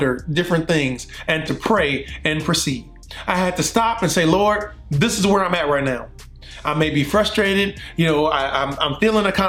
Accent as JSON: {"language": "English", "town": "Compton", "region": "California", "country": "United States", "moved": "yes", "lives_now": "Prattville, United States", "said": "I'm from Compton, California, but now I'm in Prattville, Alabama, right outside of Montgomery"}